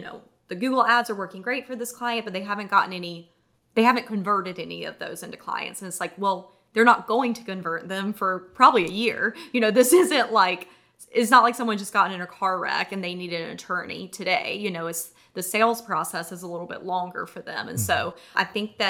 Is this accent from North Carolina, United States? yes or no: yes; North Carolina, United States; moved away as an adult; also born or lived in San Diego; now in Charleston, United States; We're from North Carolina originally, got married in Charleston